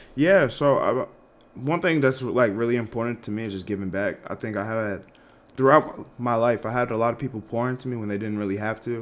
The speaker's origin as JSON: {"language": "English", "town": "Malden", "region": "Massachusetts", "country": "United States", "tie": "born or raised there", "also_born_or_lived": "Lexington, Kentucky", "moved": "as an adult", "said": "I am from Malden, Massachusetts, like outside of Boston. Undergrad, I went to University of Kentucky because, you know, growing up in around the Boston area"}